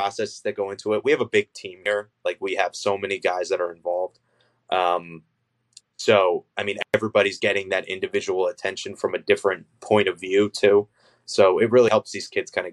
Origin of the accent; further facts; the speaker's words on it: New Jersey, United States; moved away as an adult; now in North Jersey, United States; I'm technically from more South Jersey. I'm not from North Jersey.